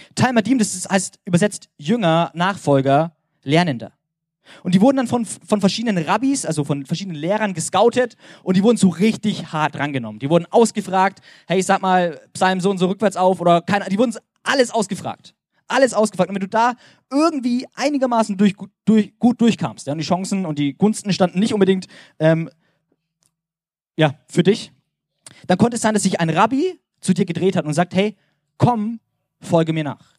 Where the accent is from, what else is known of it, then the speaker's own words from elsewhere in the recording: Germany; als Deutscher